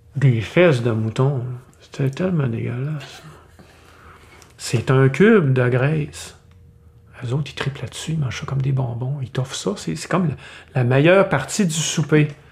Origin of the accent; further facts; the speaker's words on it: Canada; On est des Canadiens